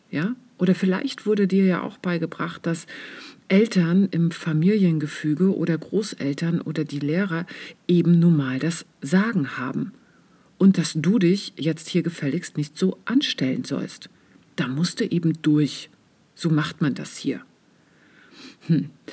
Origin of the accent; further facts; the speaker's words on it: East Germany, Germany; ich bin ja im Osten aufgewachsen